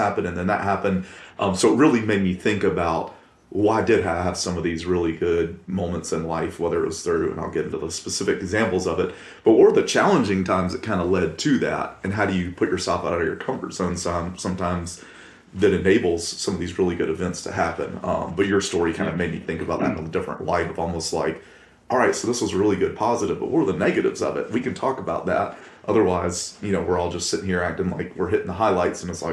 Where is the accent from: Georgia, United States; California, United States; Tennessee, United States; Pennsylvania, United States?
Georgia, United States; Columbus; born and raised in Columbus, Georgia